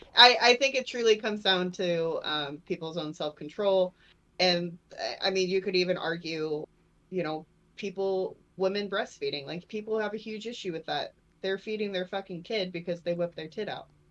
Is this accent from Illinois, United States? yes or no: no; Port Charlotte, Florida, United States; my hometown in Florida